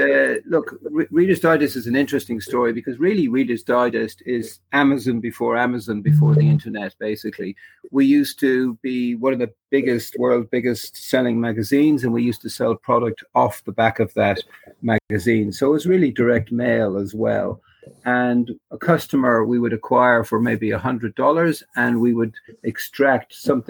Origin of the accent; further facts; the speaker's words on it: Ireland; now in Australia; But I miss Ireland, but I'm Australian now.